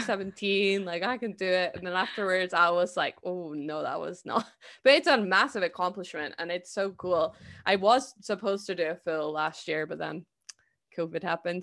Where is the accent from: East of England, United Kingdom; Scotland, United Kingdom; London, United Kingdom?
Scotland, United Kingdom; I'm Scottish